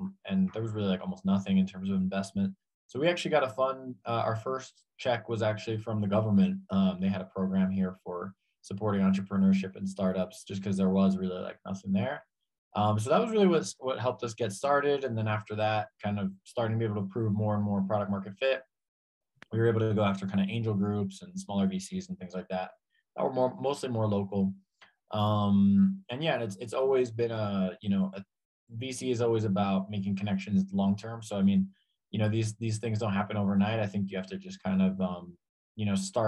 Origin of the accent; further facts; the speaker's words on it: Hudson County, New Jersey, United States; moved away as an adult; also born or lived in Argentina / Spain / Mexico City; now in Mexico; I grew up in Hudson County, New Jersey, was very, very Latino to begin with.